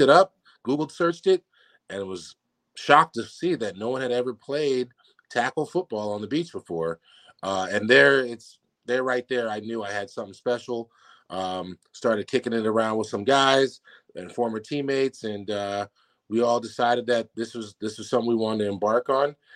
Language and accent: English; San Francisco area, California, United States; moved away as an adult; now in Newport, United States; getting to go home for a couple years in my hometown and home state and playing in San Francisco